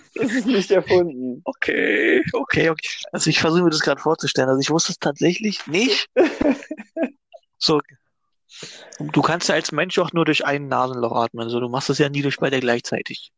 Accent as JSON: {"language": "German", "town": "Fredersdorf", "region": "Brandenburg", "country": "Germany", "tie": "born or raised there", "said": "mein Heimatort Fredersdorf"}